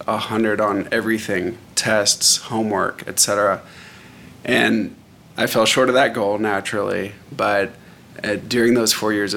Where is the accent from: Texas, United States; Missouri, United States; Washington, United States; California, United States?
Texas, United States; Arlington; I grew up in Arlington, Texas